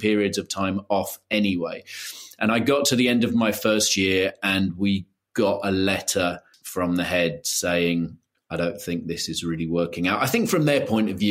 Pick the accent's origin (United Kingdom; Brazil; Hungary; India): United Kingdom; London; also born or lived in Brighton; I grew up in London